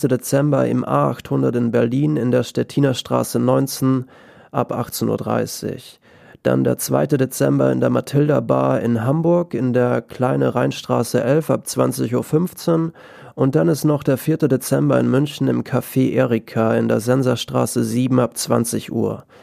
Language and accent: German; Austria; ich bin aus Österreich